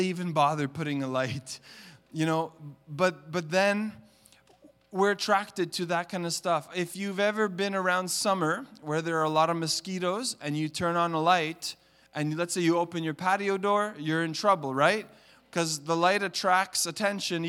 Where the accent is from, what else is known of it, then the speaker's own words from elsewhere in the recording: Montreal, Quebec, Canada; now in Toronto, Canada; I grew up in Montreal in the city. I lived in the concrete jungle